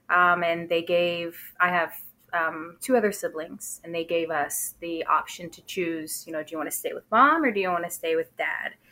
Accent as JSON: {"language": "English", "town": "Springtown", "region": "Texas", "country": "United States", "tie": "born or raised there", "also_born_or_lived": "Fort Worth, Texas", "said": "I'm born and raised in Texas. Um, I grew up in a really small town uh, called Springtown. Um, I lived there maybe until I was about 10 years old, and then we moved to a bigger city, um, Fort Worth."}